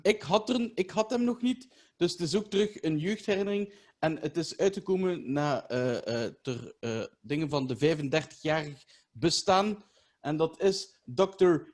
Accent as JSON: {"language": "Dutch", "town": "Ghent", "region": "Flanders", "country": "Belgium", "said": "bij ons in Gent"}